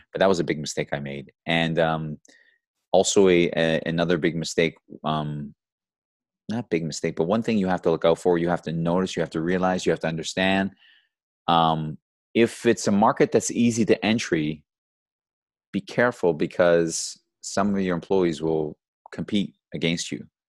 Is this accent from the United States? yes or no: no; Georgetown, Ontario, Canada; also born or lived in Brampton; I grew up in Georgetown. You know, Georgetown's a small little town here in Ontario.